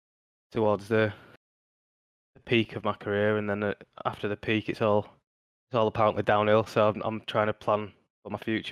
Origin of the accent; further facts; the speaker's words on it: Yorkshire and the Humber, United Kingdom; moved away as an adult; Yeah, I'm a Yorkshire boy, obviously. So we're moving back up to Yorkshire and we're buying as forever home, and it's got a bit of land and stuff.